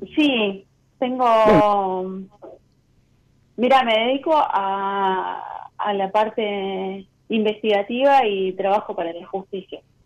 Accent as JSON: {"language": "Spanish", "region": "Buenos Aires", "country": "Argentina", "said": "soy de Caballito."}